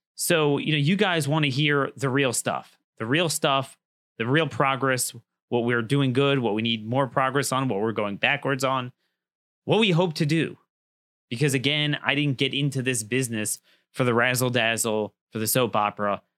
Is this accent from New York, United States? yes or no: no; Maryland, United States; my home state in Frederick, Maryland